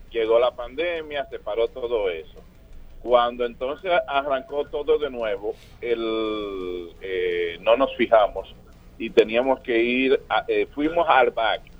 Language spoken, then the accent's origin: Spanish; Venezuela; moved away as an adult; now in Dominican Republic; Yo soy venezolano, eh, resido ya aquí siete años en la República Dominicana.